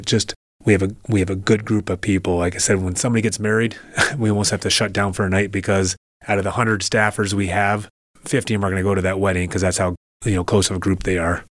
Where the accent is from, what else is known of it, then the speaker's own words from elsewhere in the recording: Indianapolis, Indiana, United States; also born or lived in Troy, Michigan; now in Port Huron, United States; I'm from Indianapolis, Indiana, where my father played professional hockey. And when he was done playing professional hockey, he opened up a restaurant. So I grew up eating at this restaurant since I was a kid